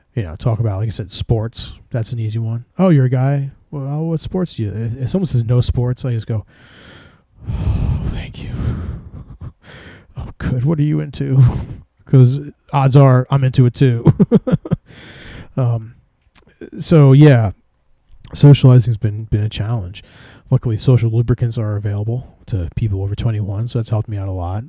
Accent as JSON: {"language": "English", "region": "New Jersey", "country": "United States", "said": "I'm from Jersey"}